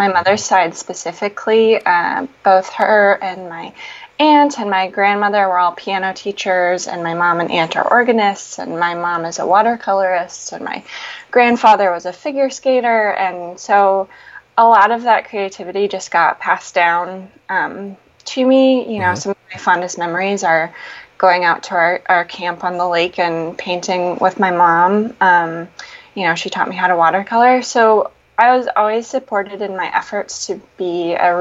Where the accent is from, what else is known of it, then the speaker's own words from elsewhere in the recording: Marquette, Michigan, United States; moved away as an adult; now in Portland, United States; I'm from Marquette, which is a tiny little town, well, actually the biggest city in the Upper Peninsula